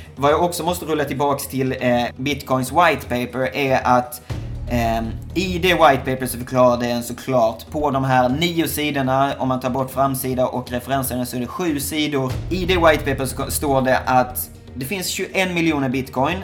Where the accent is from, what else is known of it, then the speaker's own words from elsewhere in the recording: Skåne, Sweden; now in Shanghai, China; Det är vissa som inte förstår vad mitt efternamn är för någonting, för jag kommer från Skåne